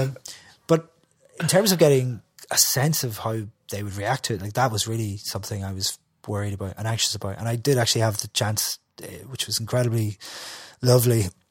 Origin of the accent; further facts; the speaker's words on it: Derry, Northern Ireland, United Kingdom; I'm from Derry.